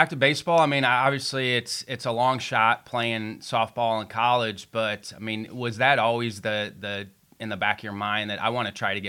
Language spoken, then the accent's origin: English; Evansville, Indiana, United States; I grew up in Evansville